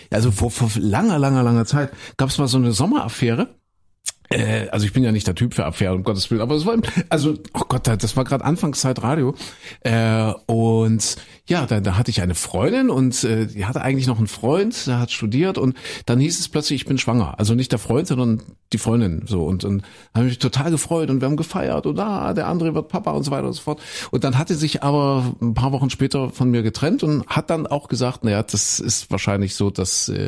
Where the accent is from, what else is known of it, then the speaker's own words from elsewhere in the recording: East Germany, Germany; Und ich bin ja ein Kind der DDR, Christine auch